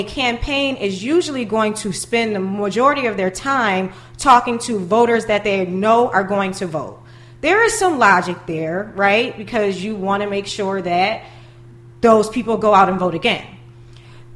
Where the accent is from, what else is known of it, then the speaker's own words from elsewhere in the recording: Buffalo, New York, United States; growing up in Buffalo